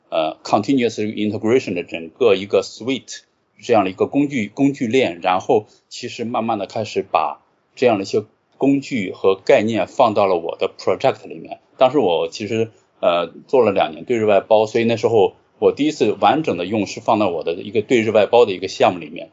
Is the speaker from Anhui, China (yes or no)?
no; Qingdao, Shandong, China; moved away as an adult; also born or lived in Jinan; 我其实是青岛人，然后从小时候一直在青岛长大，直到，直到上大学